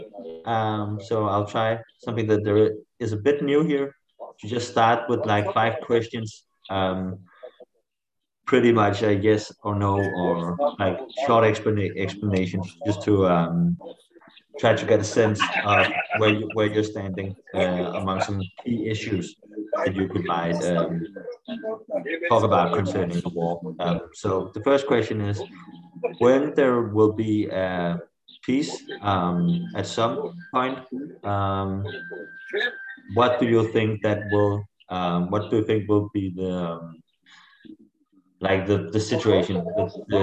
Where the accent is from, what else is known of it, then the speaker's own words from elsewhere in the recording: Copenhagen, Capital Region of Denmark, Denmark; I live in Copenhagen, in Denmark, where I have lived my whole life